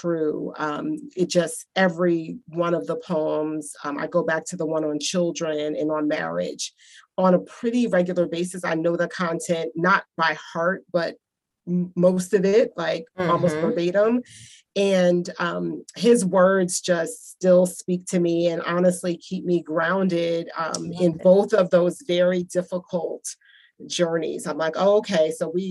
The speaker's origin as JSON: {"language": "English", "region": "New Jersey", "country": "United States", "tie": "born or raised there", "said": "growing up in New Jersey"}